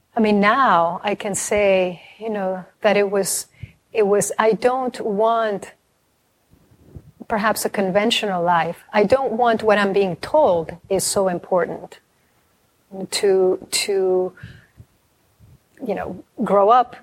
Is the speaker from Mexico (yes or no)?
yes; Mexico; a Mexican family, and I'm from Mexico